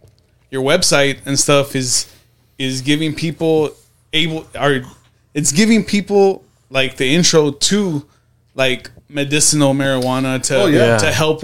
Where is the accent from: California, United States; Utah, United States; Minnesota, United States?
California, United States; moved away; I'm from California